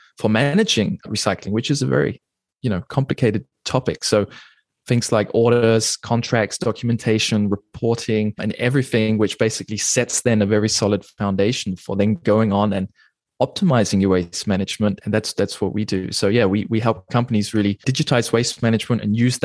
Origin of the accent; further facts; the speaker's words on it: New Zealand; moved away as an adult; also born or lived in England; now in Germany; I was born in England. I grew up in New Zealand, and I've been living in Germany for the last almost coming up on 10 years now